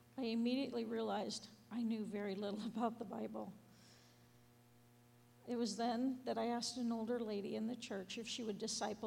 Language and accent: English; San Diego, California, United States; I grew up in San Diego with an alcoholic mother, never met my father